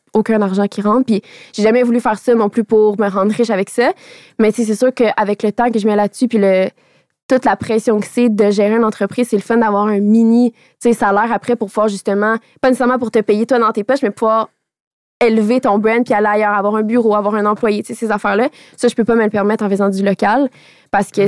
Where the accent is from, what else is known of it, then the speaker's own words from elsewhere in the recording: Radisson, Quebec, Canada; French is a second language; moved away; Moi, je viens de Radisson